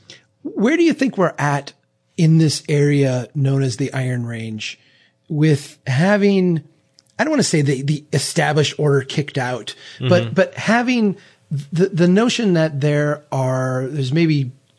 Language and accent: English; Minnesota, United States; people will not necessarily be able to pin me as a Minnesotan